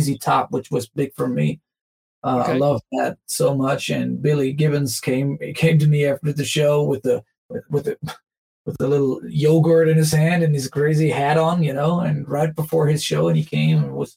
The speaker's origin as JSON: {"language": "English", "country": "Germany", "tie": "born or raised there", "said": "growing up in Germany"}